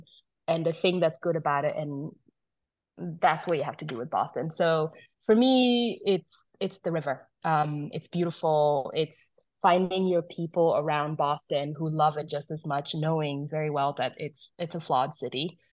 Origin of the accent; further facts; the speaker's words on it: Uganda; also born or lived in South Sudan; so I'm originally from South Sudan. I was born in South Sudan, grew up in Uganda.